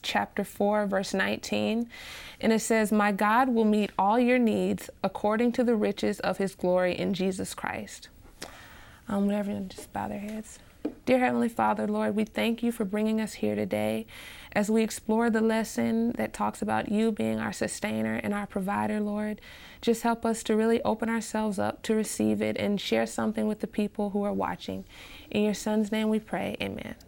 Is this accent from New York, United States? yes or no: no; Nashville, Tennessee, United States; also born or lived in Montgomery, Alabama; I was raised for most of my life in Nashville, Tennessee.